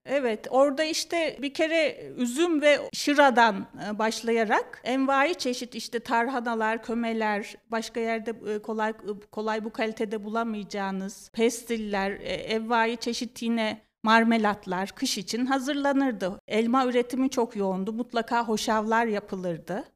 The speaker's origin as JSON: {"language": "Turkish", "region": "Tokat", "country": "Turkey"}